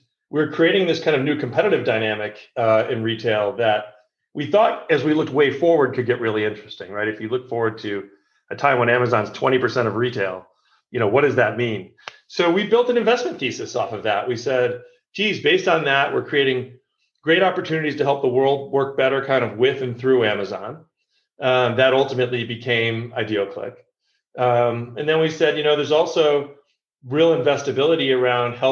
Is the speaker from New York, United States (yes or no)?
yes; New York, United States; I was born in New York, and I grew up a Mets fan.